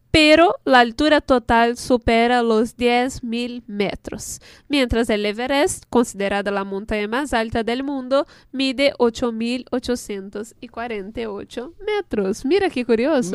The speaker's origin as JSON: {"language": "Spanish", "country": "Brazil", "second_language": "Spanish", "moved": "yes"}